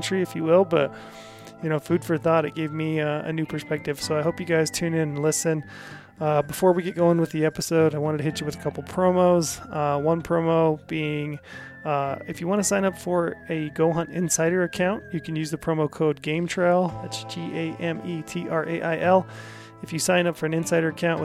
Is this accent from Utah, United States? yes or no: yes; Utah, United States; here in my home state of Utah